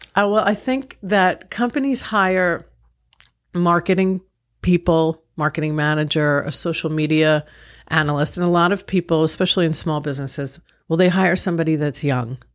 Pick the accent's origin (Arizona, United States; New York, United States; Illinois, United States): New York, United States; Long Island; I grew up in Long Island, New York.